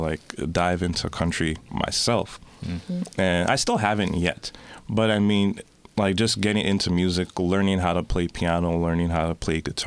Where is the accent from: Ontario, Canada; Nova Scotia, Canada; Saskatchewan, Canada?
Ontario, Canada; Toronto; I am from Scarborough. I've been there all my life. I started off in Markham and Eglinton.